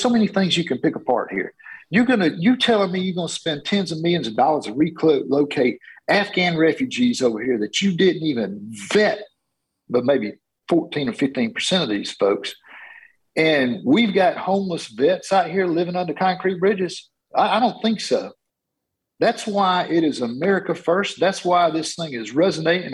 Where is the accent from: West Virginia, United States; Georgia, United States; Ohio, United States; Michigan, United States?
Georgia, United States; I am from Georgia, uh, running here in Georgia's 10th district